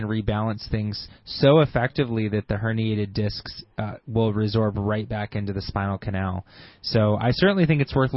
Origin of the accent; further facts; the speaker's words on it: Grand Blanc, Michigan, United States; I grew up in Grand Blanc